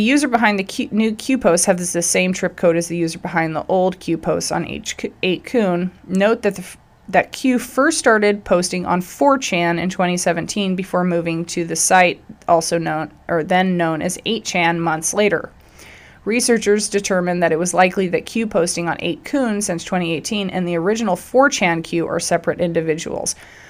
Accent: Idaho, United States; he is out of Idaho, actually like really close to my hometown and where my heart still is. I'm trying to get back there. I'm clawing to get back there.

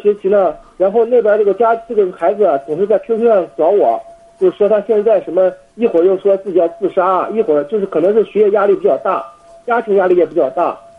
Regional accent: Jinan, Shandong, China; moved away as an adult; also born or lived in Beijing; now in South Korea; 我是北京大学的学生，我家是济南的

